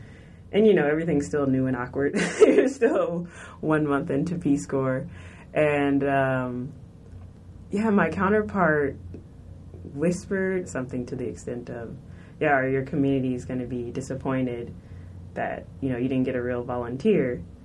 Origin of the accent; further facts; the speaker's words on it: United States; I look like I'm here, from here, but I was born in America. My family's from America. My mom, my dad, I'll show you a picture. My entire family, they were born in America.